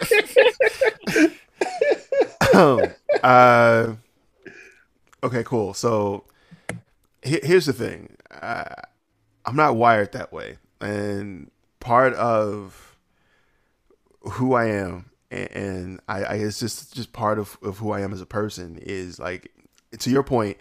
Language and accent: English; the South, United States; I'm from the South